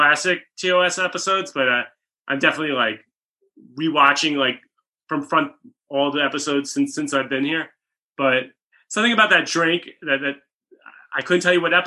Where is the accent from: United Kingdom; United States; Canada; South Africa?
United States; Rockland County, New York; now in Los Angeles, United States; I'm from Rockland County, New York, suburbs of the city